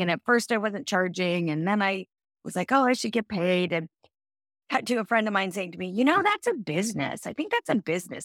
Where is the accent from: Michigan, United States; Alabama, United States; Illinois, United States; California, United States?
California, United States; Central; I grew up in Central California.